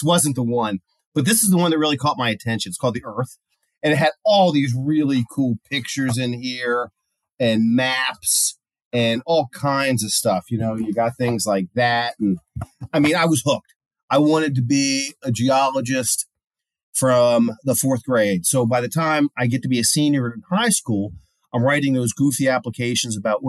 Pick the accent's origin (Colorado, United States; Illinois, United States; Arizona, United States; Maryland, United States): Maryland, United States; Baltimore; I'm from Baltimore